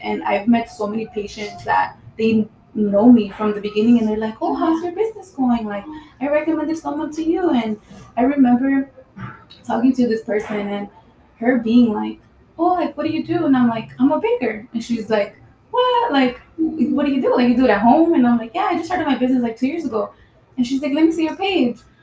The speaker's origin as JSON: {"language": "English", "town": "Highland Park", "country": "United States", "tie": "born or raised there", "said": "I grew up in Highland Park."}